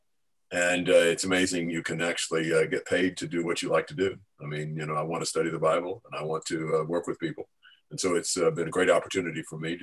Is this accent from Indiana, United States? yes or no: yes; Indianapolis, Indiana, United States; also born or lived in Vincennes, Indiana / Bargersville, Indiana; I was born in Vincennes, Indiana, but I moved to Indianapolis when I was 10 months old